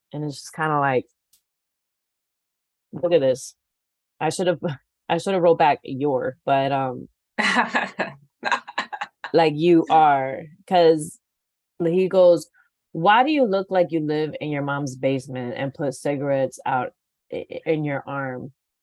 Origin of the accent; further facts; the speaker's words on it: New York City, New York, United States; now in Los Angeles, United States; I'm from the Bronx